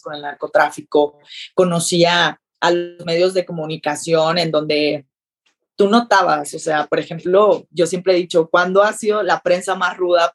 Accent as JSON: {"language": "Spanish", "region": "Sinaloa", "country": "Mexico", "moved": "as an adult", "lives_now": "Mexico City, Mexico", "said": "yo que soy sinaloense"}